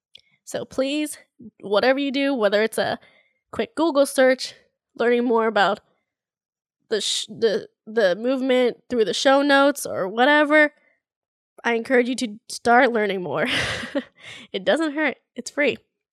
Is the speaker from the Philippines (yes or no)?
yes; Philippines; I feel like because I experienced it firsthand to some degree in the Philippines and being Filipino